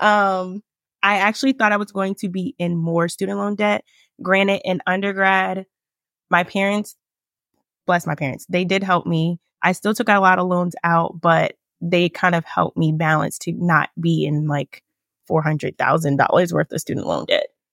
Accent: Richmond, Virginia, United States; also born or lived in Winchester, Virginia; I'm from Richmond, Virginia. I still live here

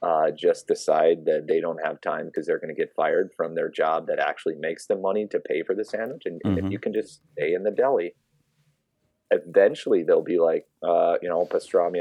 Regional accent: Minnesota, United States; now in New York City, United States; I'm from Minnesota, but I live in New York City

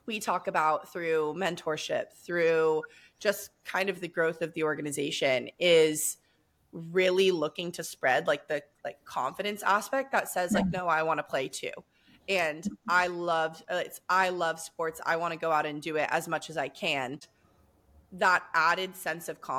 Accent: Southern California, United States; I'm born and raised in Southern California

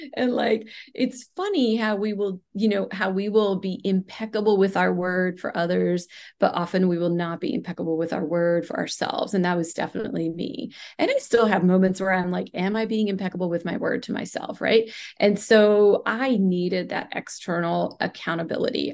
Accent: India; moved away; I grew up in India in a large family where we practiced, um, you know, different Ayurvedic techniques

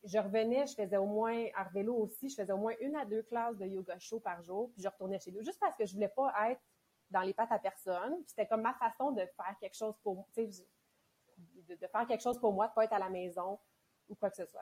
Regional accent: Mont-Saint-Hilaire, Quebec, Canada; Mont-Saint-Hilaire. Fait que c'est en banlieue de, de Montréal. Moi, j'ai grandi là vraiment de, quand je suis née jusqu'à dix-huit ans

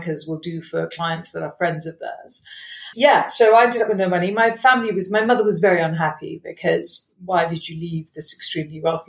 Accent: Malawi; moved away; I grew up in Malawi, very wealthy Indian family

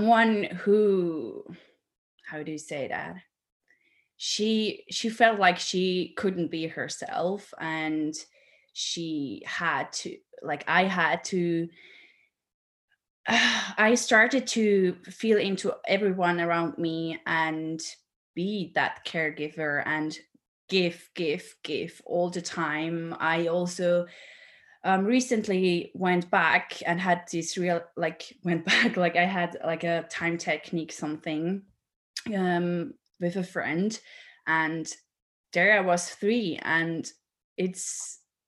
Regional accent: Switzerland; I'm from Switzerland, so I am, yeah, quite far away from you

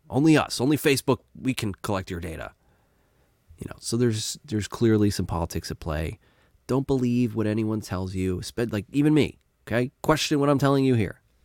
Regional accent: United States; I'm an American

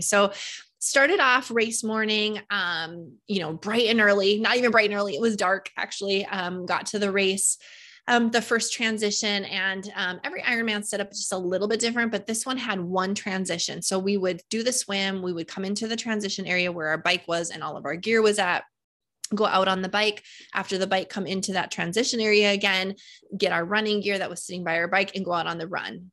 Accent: North Dakota, United States; I am from North Dakota and, um, you know, it's flat here.

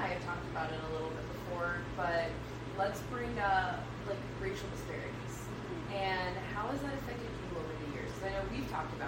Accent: South Carolina, United States; growing up in South Carolina

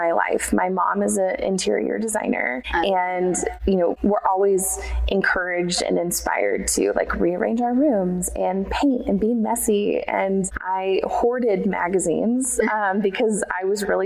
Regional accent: Sugar Land, Texas, United States; also born or lived in Houston, Texas / Lubbock, Texas; Technically, I was born in Houston, but grew up mostly in the Missouri City, Sugarland area

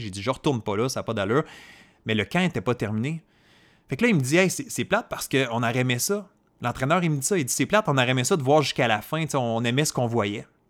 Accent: Côte-Nord, Quebec, Canada; moi, je viens d'une région éloignée du Québec. Donc, je euh, j'étais pas dans la région de Montréal, dans les grandes villes, j'étais pas dans les grands centres urbains. Je suis euh, né sur la côte nord

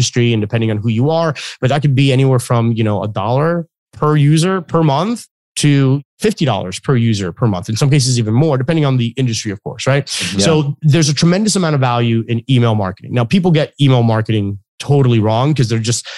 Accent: Florida, United States; I live in Florida. I was born and raised in Florida.

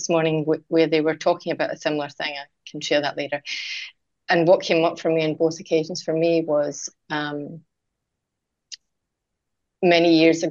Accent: Scotland, United Kingdom; moved away; I'm Scottish, as you can hear, Vanessa, I would go home to Scotland

